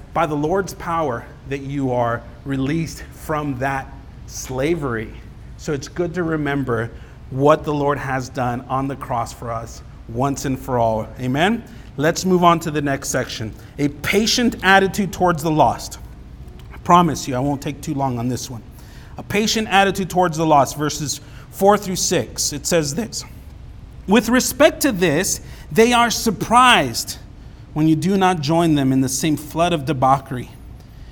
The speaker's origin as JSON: {"language": "English", "town": "Los Angeles", "region": "California", "country": "United States", "tie": "born or raised there", "moved": "yes", "said": "I grew up in Los Angeles"}